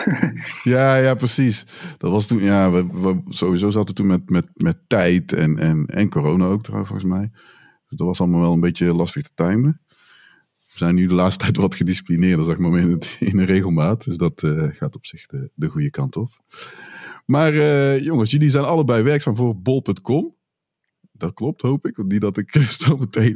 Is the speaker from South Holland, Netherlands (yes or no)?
no; Tilburg, North Brabant, Netherlands; moved away as an adult; now in Breda, Netherlands; ik ben opgegroeid in Tilburg.